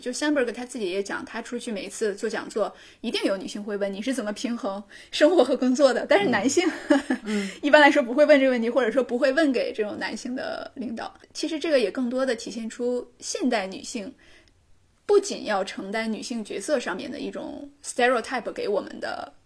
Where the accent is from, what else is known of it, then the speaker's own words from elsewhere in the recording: Northeast China, China; accent: Northeastern (Dongbei) dialect; 我们东北话叫耍尖儿